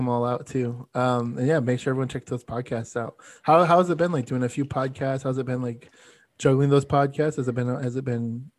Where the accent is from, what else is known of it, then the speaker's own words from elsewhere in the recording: Florida, United States; when I grew up in South Florida, so we played like a venue there.